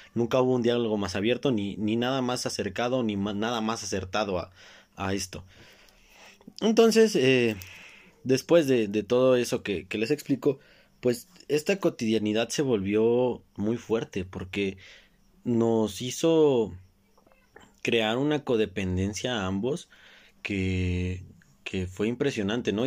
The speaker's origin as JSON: {"language": "Spanish", "country": "Mexico", "said": "como buen mexicano que soy"}